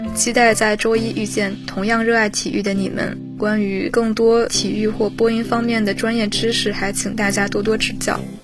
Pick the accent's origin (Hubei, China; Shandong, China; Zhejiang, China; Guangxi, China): Shandong, China; Tai'an; 山东泰安的考生